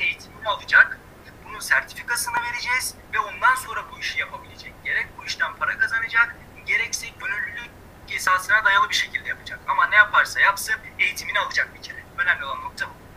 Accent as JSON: {"language": "Turkish", "region": "Istanbul", "country": "Turkey", "tie": "born or raised there", "moved": "as an adult", "lives_now": "Kayseri, Turkey", "said": "İstanbul'da doğdum. Akabinde e, ilk orta ve lise öğrenimimi İstanbul'da tamamladım."}